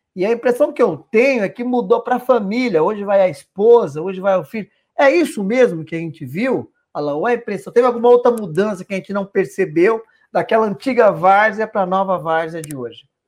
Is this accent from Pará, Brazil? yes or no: no; São Paulo, Brazil; a gente é nascido e criado aqui na Brasilândia